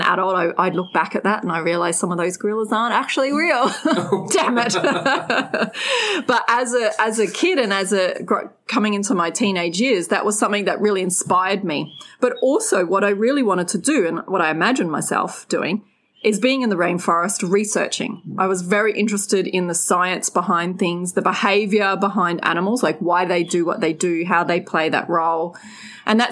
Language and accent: English; Redcliffe, Queensland, Australia; I grew up in Brisbane, a beautiful place called Redcliffe, sleepy little town back then